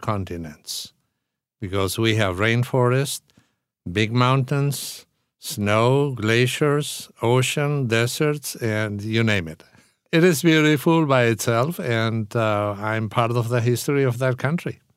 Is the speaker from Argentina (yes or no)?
yes; Argentina; moved away as an adult; I spent forty years in my country. So I was born, raised, educated, and trained as a pastor.